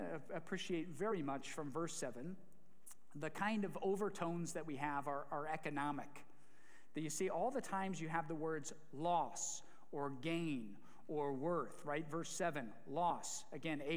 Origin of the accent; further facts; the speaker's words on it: Ohio, United States; a proud American from the greatest state in the Midwest, an Ohioan of Ohioans